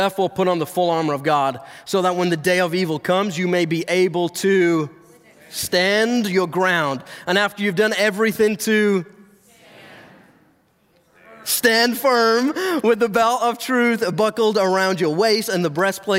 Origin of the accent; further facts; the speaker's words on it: England, United Kingdom; moved away; I'm not from around here. Okay? I was actually born and raised in England.